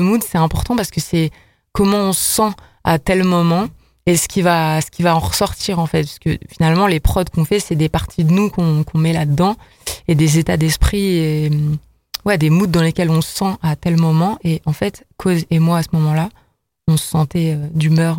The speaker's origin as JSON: {"language": "French", "town": "Lille", "region": "Hauts-de-France", "country": "France", "moved": "as an adult", "lives_now": "Lyon, France", "said": "je suis quand même originaire de Lille"}